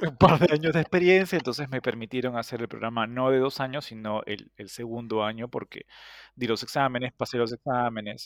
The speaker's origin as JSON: {"language": "Spanish", "country": "Peru", "also_born_or_lived": "United States / the Gulf", "moved": "as an adult", "said": "tanto Viviana como yo somos peruanos, entonces estudiamos interpretación en Perú"}